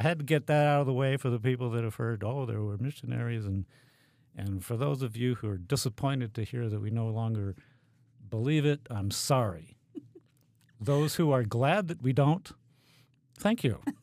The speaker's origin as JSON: {"language": "English", "country": "United States", "also_born_or_lived": "Haiti", "moved": "as an adult", "said": "for all us freedom loving Americans"}